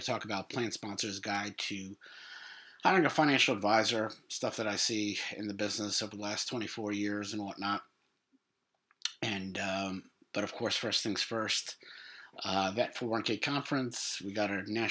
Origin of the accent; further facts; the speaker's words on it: New York, United States; New York, obviously my hometown